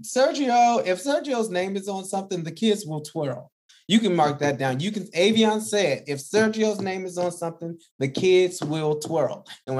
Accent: the Deep South, United States; I grew up in the South, in the deep South

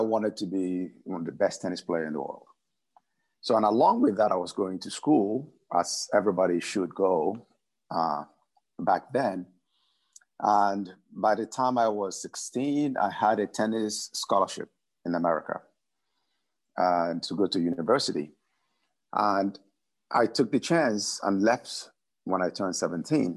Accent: Nigeria; I was born in Nigeria

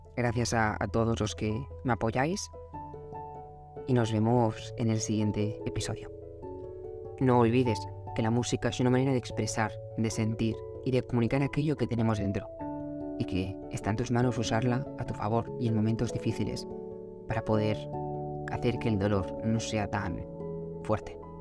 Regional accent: Barcelona, Catalonia, Spain; los dos somos de Barcelona

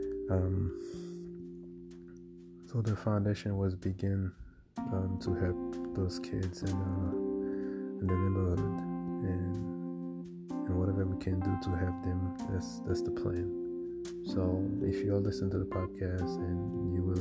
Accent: Haiti; moved away; as a kid growing up in Haiti

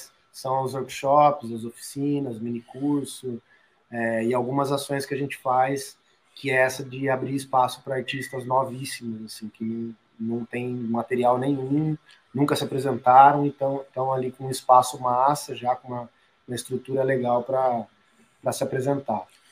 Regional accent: Sorocaba, São Paulo, Brazil; eu sou de Sorocaba, interior de São Paulo

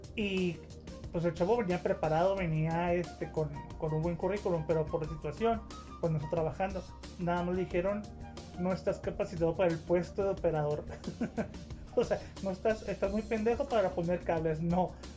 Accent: Ciudad Juárez, Chihuahua, Mexico; yo soy de Juárez, pero es la verdad. Aquí en Juárez, nosotros no queremos a los chilangos

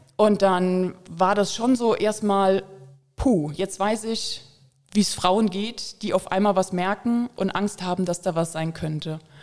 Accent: Koblenz, Rhineland-Palatinate, Germany; Ich komme aus Koblenz

